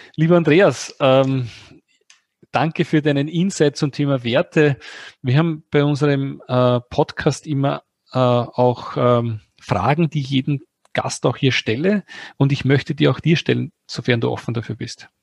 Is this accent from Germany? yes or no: no; Austria; bei uns in Österreich